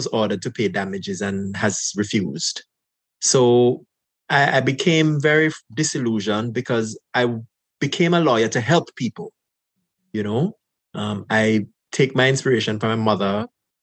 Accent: Jamaica; moved away as an adult; now in Canada; growing up in Jamaica

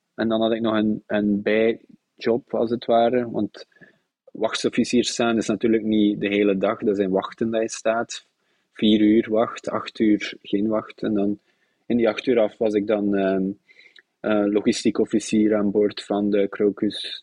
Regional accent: Zottegem, Flanders, Belgium; moved away as an adult; also born or lived in Brussels / Zeebrugge / Bruges; now in Netherlands; geboren in Zottegem.

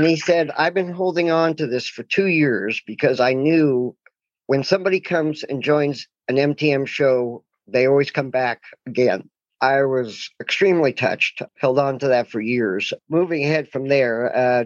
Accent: Portland, Oregon, United States; I'm from Portland, Oregon

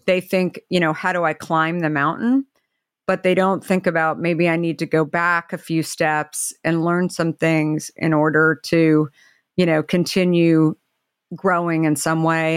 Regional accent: Arizona, United States; now in Marin County, United States; growing up in Arizona

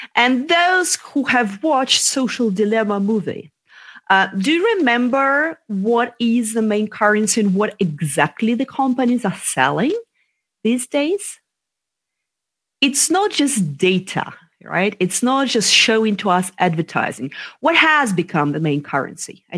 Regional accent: Russia; moved away as an adult; also born or lived in London; I was born in Russia

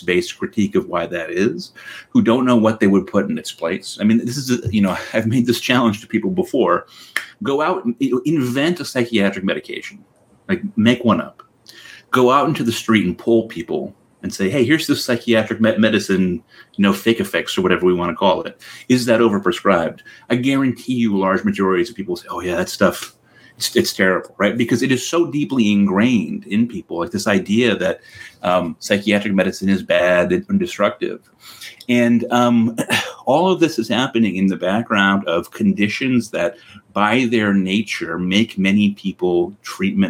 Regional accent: Connecticut, United States; so in my hometown in Connecticut, there's Connecticut Valley Hospital

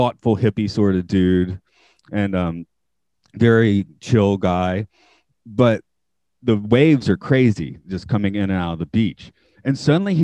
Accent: Atlanta, Georgia, United States; moved away as an adult; now in Japan; I'm from Atlanta.

